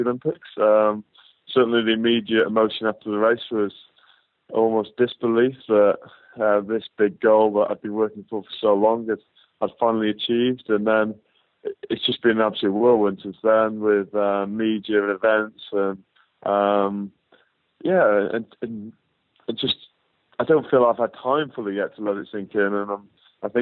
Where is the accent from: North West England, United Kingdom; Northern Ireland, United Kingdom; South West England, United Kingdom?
North West England, United Kingdom; Northwich; being in my hometown